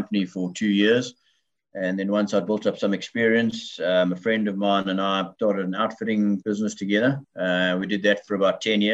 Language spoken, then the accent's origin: English; Bedford, Eastern Cape, South Africa; I've lived my entire life in the Bedford area of the Eastern Cape of South Africa